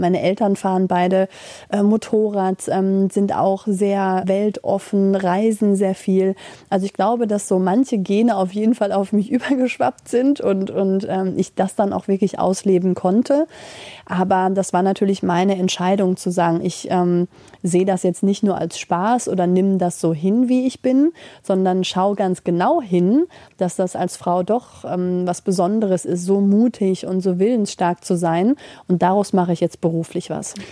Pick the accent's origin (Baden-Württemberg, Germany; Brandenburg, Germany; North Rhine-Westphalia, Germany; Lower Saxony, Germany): North Rhine-Westphalia, Germany; Schermbeck; also born or lived in Mülheim an der Ruhr; ich komme direkt hier aus Schermbeck. Also ich bin in Mülheim an der Ruhr geboren